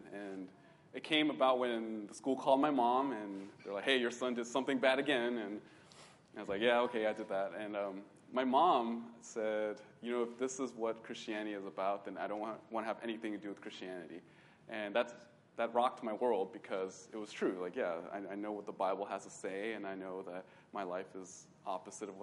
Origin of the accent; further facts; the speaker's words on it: Bay Area, California, United States; I grew up in the Bay Area